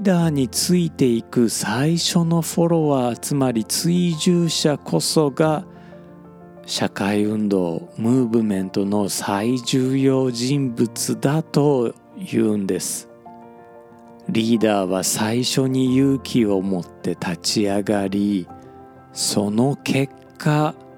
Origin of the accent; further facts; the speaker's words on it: Hyogo, Japan; accent: Osaka dialect (self-described; native at home Tokyo dialect); also born or lived in Osaka; 僕はあの3歳まで大阪住んでましたんで、まあ、その後はね あの兵庫県の方にね引っ越したんですけれども